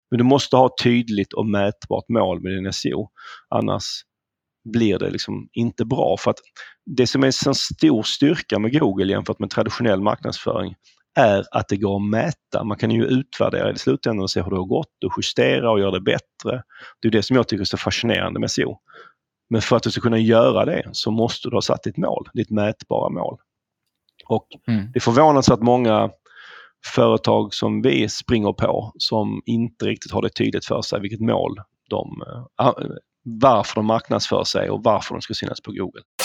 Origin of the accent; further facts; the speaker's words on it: Malmö, Skåne, Sweden; accent: southern; moved away as an adult; now in Stockholm, Sweden; det hör nog ni som lyssnar att jag kommer ju söderifrån, jag kommer från Malmö ursprungligen. Flyttade till Stockholm efter gymnasiet